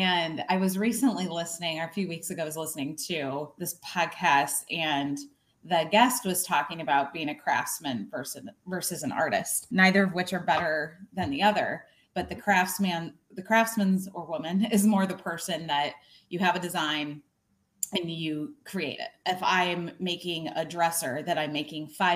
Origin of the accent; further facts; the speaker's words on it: Illinois, United States; I grew up in a really small town in Illinois, on the Illinois-Iowa border.